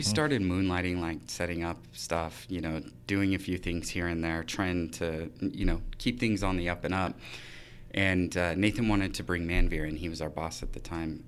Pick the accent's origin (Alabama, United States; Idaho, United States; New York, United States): Idaho, United States; Idaho Falls; born or raised there; moved away as an adult; now in Boise, United States